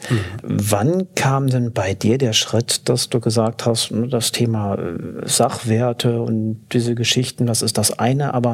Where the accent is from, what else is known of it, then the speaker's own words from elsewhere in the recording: North Rhine-Westphalia, Germany; wie schaffst du das als Junge vom Land? Ich komme aus dem Sauerland